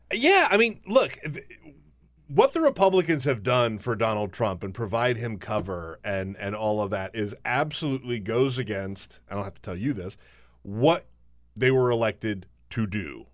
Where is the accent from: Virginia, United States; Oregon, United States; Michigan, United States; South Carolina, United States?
South Carolina, United States; I grew up in South Carolina.